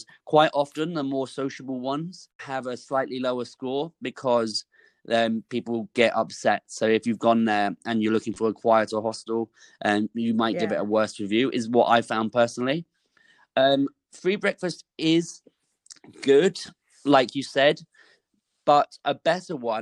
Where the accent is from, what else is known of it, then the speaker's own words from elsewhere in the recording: United Kingdom; I'm from the UK